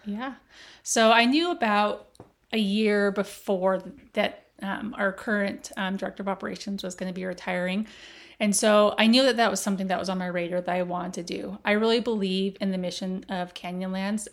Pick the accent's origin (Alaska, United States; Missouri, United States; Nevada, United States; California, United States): Nevada, United States; Las Vegas; I grew up in Las Vegas